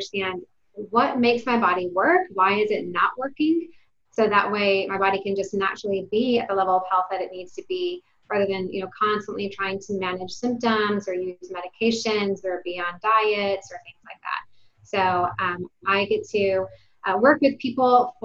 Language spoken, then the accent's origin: English; Detroit, Michigan, United States; now in Texas, United States; I'm from Detroit, Michigan. I'm not a Texas native